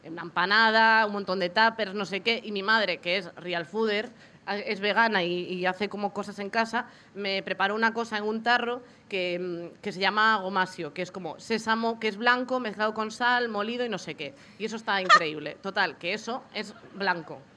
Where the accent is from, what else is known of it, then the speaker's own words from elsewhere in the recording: Galicia, Spain; moved away as an adult; yo o sea, soy de Galicia, me